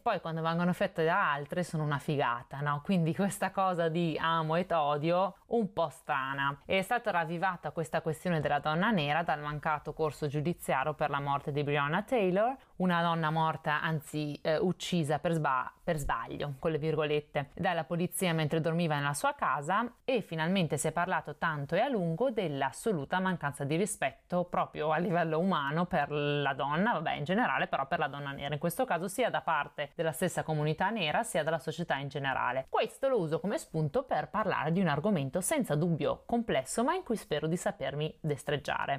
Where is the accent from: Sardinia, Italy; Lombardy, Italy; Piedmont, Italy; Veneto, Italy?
Veneto, Italy; io sono veneta